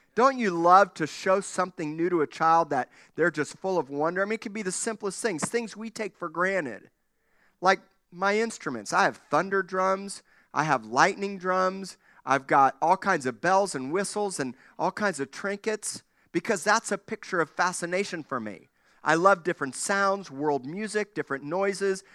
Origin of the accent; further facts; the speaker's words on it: Miami, Florida, United States; When I was a kid growing up in Miami